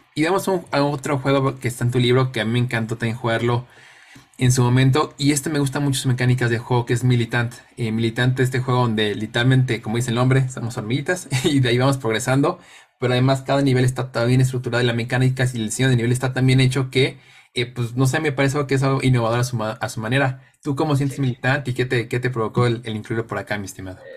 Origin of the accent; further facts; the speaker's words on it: Mexico; jugadores mexicanos